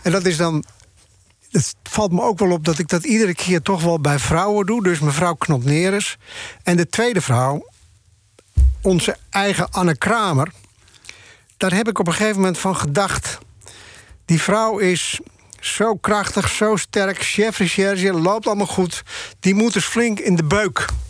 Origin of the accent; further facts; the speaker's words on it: Bloemendaal, North Holland, Netherlands; moved away as an adult; also born or lived in Haarlem; now in Amsterdam, Netherlands; ik kwam uit Haarlem en Bloemendaal.